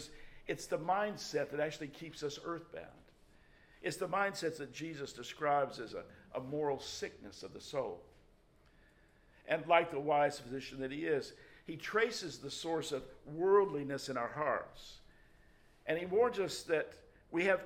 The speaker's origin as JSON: {"language": "English", "town": "Memphis", "region": "Tennessee", "country": "United States", "tie": "born or raised there", "said": "the church that I grew up in Memphis, Tennessee"}